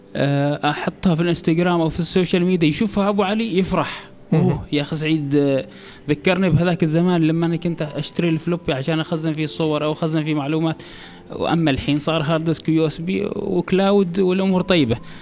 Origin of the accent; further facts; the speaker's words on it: Oman; كوني عماني